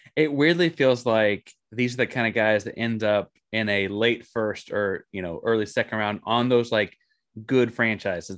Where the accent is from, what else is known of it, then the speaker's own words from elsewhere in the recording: Austin, Texas, United States; I grew up in Austin, Texas, big Texas Longhorn guy